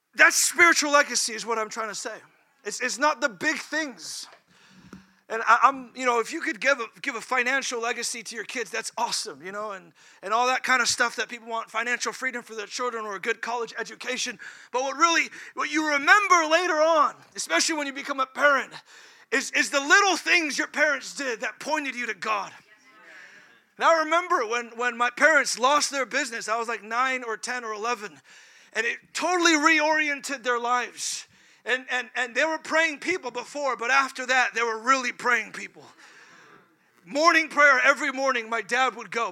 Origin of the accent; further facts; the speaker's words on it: California, United States; moved away; I'm from California